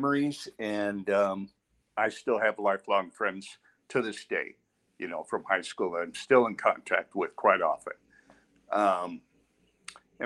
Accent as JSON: {"language": "English", "area": "San Gabriel Valley", "region": "California", "country": "United States", "tie": "born or raised there", "also_born_or_lived": "St. Louis, Missouri / La Puente, California / Pasadena, California", "said": "I grew up in the San Gabriel Valley"}